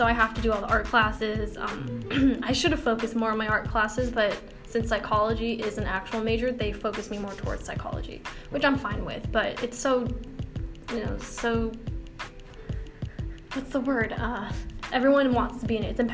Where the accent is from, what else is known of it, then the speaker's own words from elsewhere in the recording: Richmond, California, United States; also born or lived in San Francisco, California; I moved when I was 4 to El Sobrane, or Richmond area, and I've been living there ever since